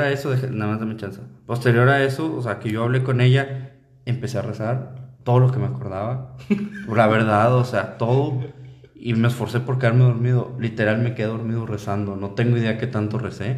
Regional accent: Linares, Nuevo León, Mexico; yo que soy de Linares

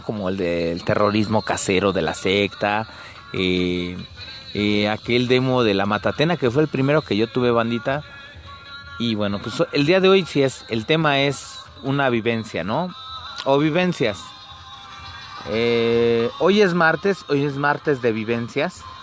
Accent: Mexico City, Mexico; yo soy de la zona norte de la Ciudad de México, abajo del Chiquihuite, exactamente, en las entradas del mero Cuautepec Barrio Bajo, que estoy orgulloso de ser de este barrio

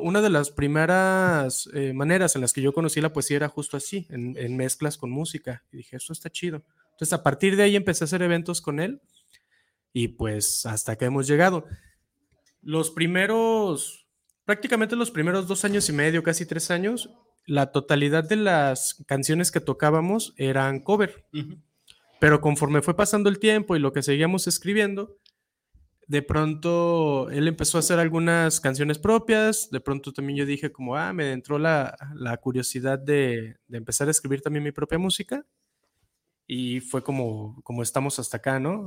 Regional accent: Guadalajara, Jalisco, Mexico; yo soy de aquí de Guadalajara. Yo normalmente digo que soy casi, casi igual de tapateo que el tejuino, porque nací muy cerca del centro y crecí también muy cerca del centro.

